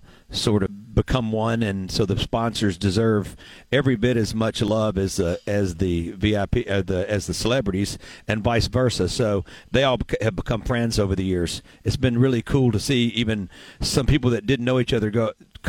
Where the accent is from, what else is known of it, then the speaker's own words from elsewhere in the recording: Mississippi, United States; I get to pull from my home state schools and obviously went to Delta State